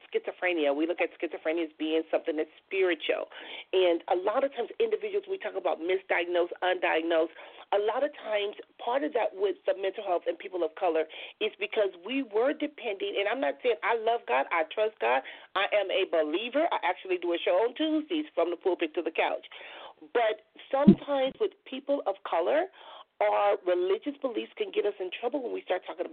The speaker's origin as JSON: {"language": "English", "town": "Compton", "region": "California", "country": "United States", "tie": "born or raised there", "said": "I grew up in Compton, California."}